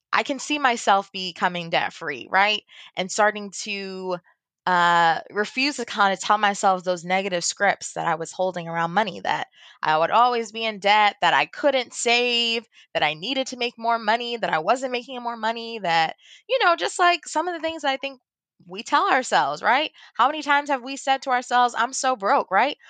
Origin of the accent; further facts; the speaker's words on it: Baltimore, Maryland, United States; I grew up in Baltimore. I'm from Baltimore, Maryland.